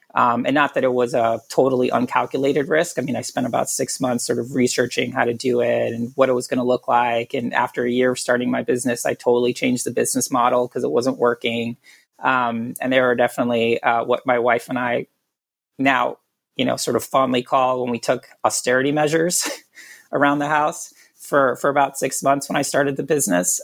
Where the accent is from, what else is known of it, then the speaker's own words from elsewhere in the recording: Puerto Rico; I was born and raised in Puerto Rico